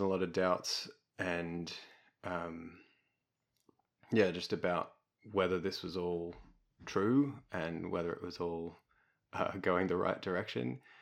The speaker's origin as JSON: {"language": "English", "town": "Melbourne", "region": "Victoria", "country": "Australia", "tie": "born or raised there", "said": "I grew up in Melbourne."}